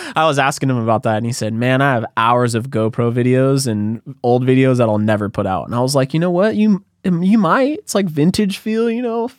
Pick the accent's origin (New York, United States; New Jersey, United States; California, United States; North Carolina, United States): California, United States; Santa Cruz; moved away as an adult; also born or lived in San Diego; now in Los Angeles, United States; I grew up in Santa Cruz